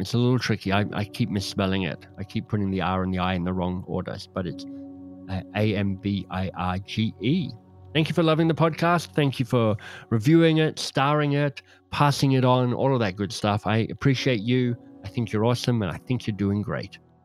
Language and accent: English; Australia; I don't wanna live in England 'cause I'm Australian